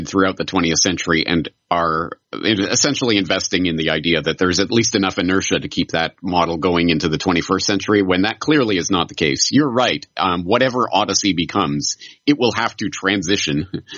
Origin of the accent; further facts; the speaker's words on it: Canada; now in Japan; I'm a Canadian in Japan